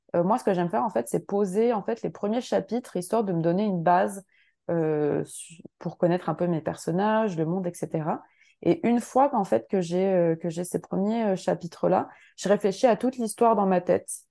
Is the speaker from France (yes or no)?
yes; France; now in Montreal, Canada; moi j'habite donc à Montréal, je suis française mais j'habite au Québec